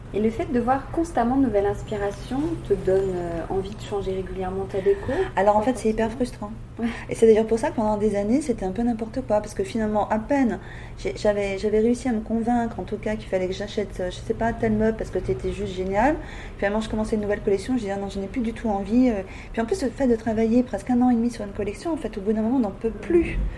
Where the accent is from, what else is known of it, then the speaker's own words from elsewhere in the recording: Paris, Île-de-France, France; moved away as an adult; now in Nord, France; je suis parisienne, comme je te disais, de naissance. Je suis arrivée pour mes études textiles dans le Nord